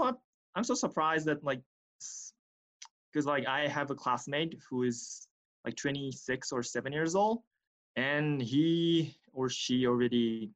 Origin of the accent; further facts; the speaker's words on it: Tokyo, Japan; English is a second language; moved away as an adult; I was born and raised in Tokyo.